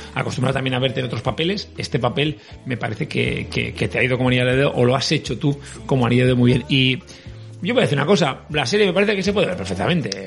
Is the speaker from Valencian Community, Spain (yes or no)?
yes; L'Horta, Valencian Community, Spain; accent: Valencian; Yo soy de pueblo, soy de la Horta